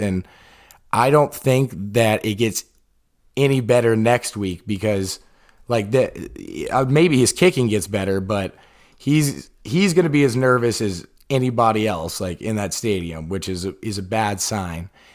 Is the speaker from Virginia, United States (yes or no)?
no; Atlanta, Georgia, United States; The Falcons, we're from Atlanta